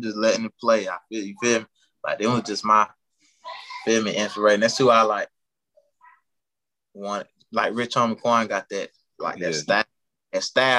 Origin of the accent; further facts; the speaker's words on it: York, South Carolina, United States; I'm from York, South Carolina.